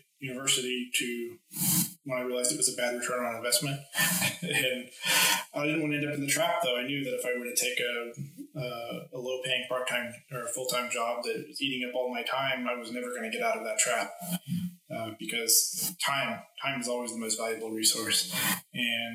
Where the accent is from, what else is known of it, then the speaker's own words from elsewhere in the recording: United States; moved away; I'm originally from the States